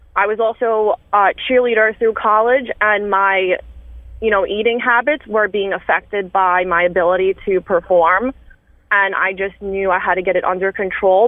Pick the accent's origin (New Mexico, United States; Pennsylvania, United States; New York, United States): New York, United States; New York City; growing up in Staten Island